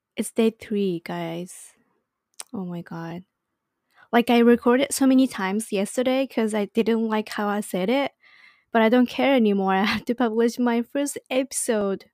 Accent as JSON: {"language": "English", "region": "Saitama", "country": "Japan", "tie": "born or raised there", "also_born_or_lived": "Ibaraki Prefecture", "second_language": "English", "said": "I was born in Ibaraki Prefecture and then raised in Saitama Prefecture, which is located to the north"}